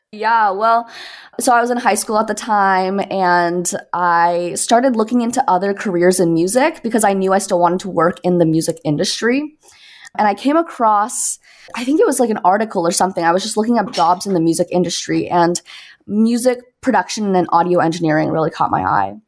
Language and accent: English; Toronto, Ontario, Canada; moved away as an adult; now in Brooklyn, United States; I'm originally from Toronto, Canada